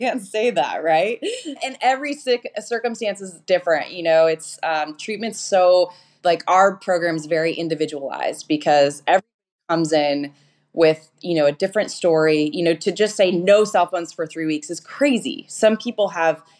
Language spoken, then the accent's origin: English; Denver, Colorado, United States; moved away as an adult; also born or lived in Atlanta; now in Orange County, United States; I am actually a Colorado native. So okay. I grew up in Denver, Colorado, like a suburb of Denver called Centennial or Aurora